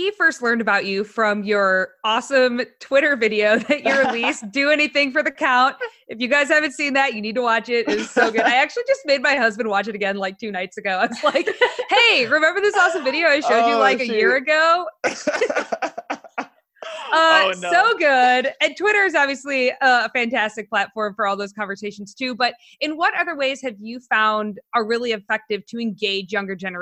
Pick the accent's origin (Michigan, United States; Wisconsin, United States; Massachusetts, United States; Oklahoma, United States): Michigan, United States; Northern; moved away as an adult; also born or lived in Chicago; growing up in Northern Michigan, like nobody around, just a bunch of birds and trees, I didn't get into birding until I lived in Chicago